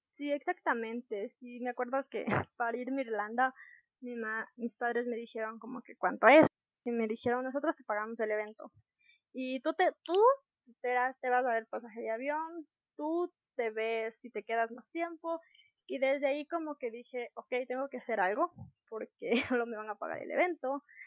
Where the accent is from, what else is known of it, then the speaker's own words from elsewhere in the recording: Ecuador; Como ecuatorianos creo que debemos conocer